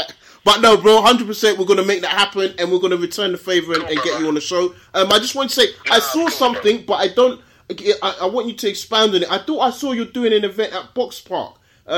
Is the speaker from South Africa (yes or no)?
no; Nigeria; how I'm going to say as a Nigerian